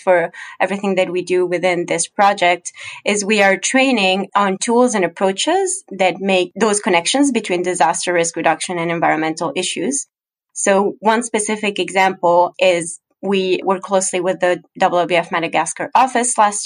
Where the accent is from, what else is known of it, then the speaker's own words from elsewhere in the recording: Ecuador; moved away; I'm actually originally from Ecuador